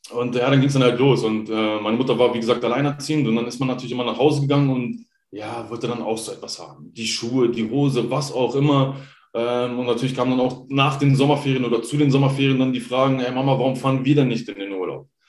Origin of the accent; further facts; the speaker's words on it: Hanover, Lower Saxony, Germany; Also ja. ich komme ursprünglich aus Hannover.